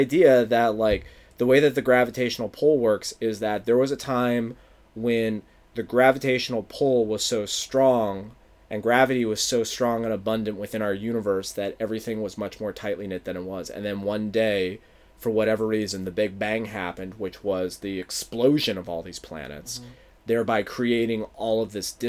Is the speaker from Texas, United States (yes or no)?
no; Philadelphia, Pennsylvania, United States; from my hometown